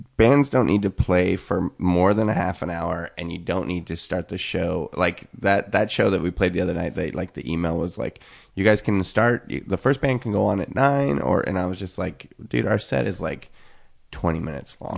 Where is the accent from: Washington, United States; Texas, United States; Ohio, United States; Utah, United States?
Washington, United States; Eastern; also born or lived in Seattle; now in Los Angeles, United States; growing up in Eastern Washington